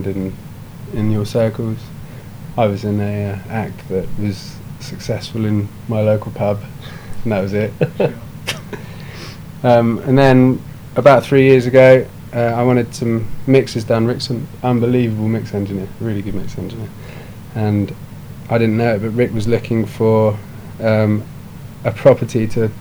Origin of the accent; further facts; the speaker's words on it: Burley, South East England, United Kingdom; lived in a place called Burley, which is in the middle of the New Forest. Like, if you had a map of the New Forest, we'd bang smack in the middle of it. So, used to growing up around horses